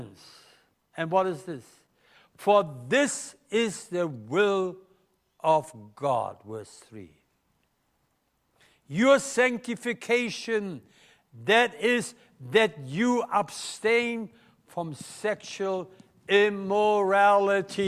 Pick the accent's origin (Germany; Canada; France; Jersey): Germany; accent: German; English is a second language; now in Melbourne, Australia; my German accent